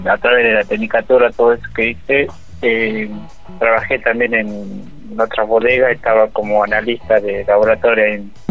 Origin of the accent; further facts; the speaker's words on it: Cafayate, Salta, Argentina; Y bueno, eh, nosotros somos de aquí de Cafayate.